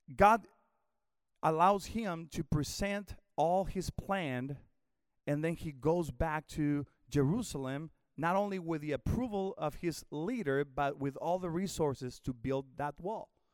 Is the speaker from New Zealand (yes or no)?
no; Mexico; moved away as an adult; also born or lived in Houston, Texas / Northwest Arkansas; I was born in Mexico, but about, uh, seventeen, eighteen years ago, the Lord called us to come to the States